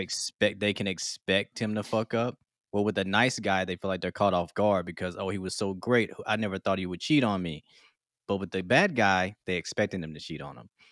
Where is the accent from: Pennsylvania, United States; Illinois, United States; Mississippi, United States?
Mississippi, United States; moved away; I'm originally from Mississippi. We got Southern hospitality